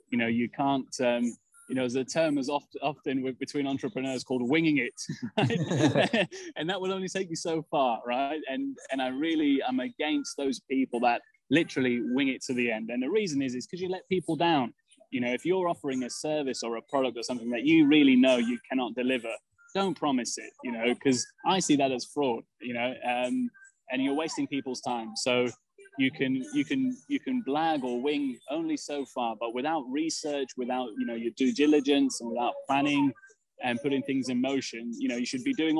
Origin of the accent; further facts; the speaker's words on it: England, United Kingdom; growing up in England, being born in England to a Serbian family